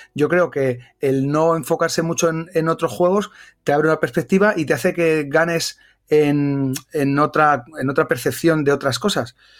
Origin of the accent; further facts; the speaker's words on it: Bilbao, Basque Country, Spain; also born or lived in Extremadura; soy de Bilbao